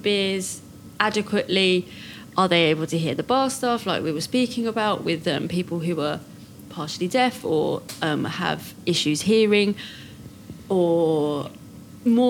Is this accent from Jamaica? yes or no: no; United Kingdom; we're British